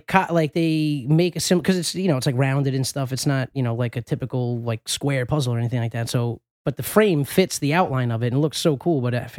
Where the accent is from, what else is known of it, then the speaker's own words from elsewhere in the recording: New York, United States; moved away; when I moved away from New York